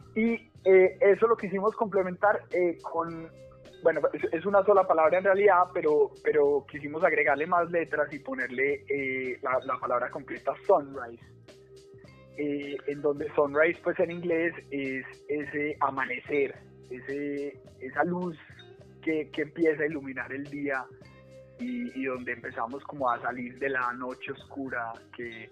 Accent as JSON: {"language": "Spanish", "region": "Bogotá", "country": "Colombia", "moved": "as an adult", "lives_now": "Medellín, Colombia", "said": "soy de Bogotá, pero vivo en Medellín hace un poco más de, de seis meses"}